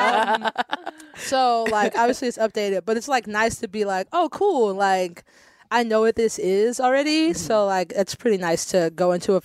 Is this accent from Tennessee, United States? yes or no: no; Florida, United States; moved away; I'm from Florida.